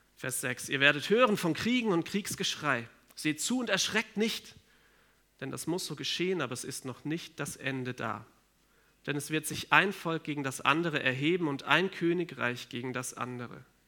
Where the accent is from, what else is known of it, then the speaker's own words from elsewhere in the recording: Germany; bei uns in Deutschland